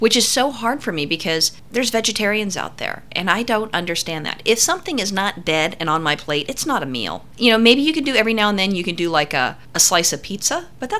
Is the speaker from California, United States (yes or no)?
yes; California, United States; growing up in California